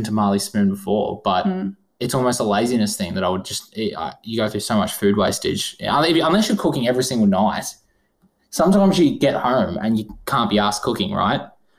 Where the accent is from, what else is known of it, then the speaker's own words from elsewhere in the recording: Geelong, Victoria, Australia; I'm born and bred in Geelong. I don't have too much diversity in where I've lived or anything like